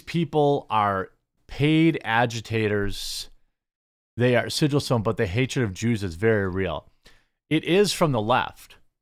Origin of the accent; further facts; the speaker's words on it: United States; I was born in America